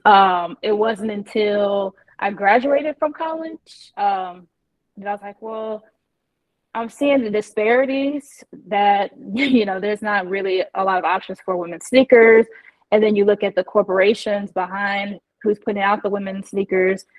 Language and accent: English; Indiana, United States; moved away as an adult; also born or lived in Texas / Jacksonville / Chicago; I'm originally from Indiana. So, I grew up playing basketball as a tomboy